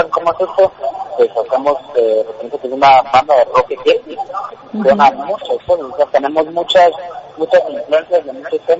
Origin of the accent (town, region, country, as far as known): Guatemala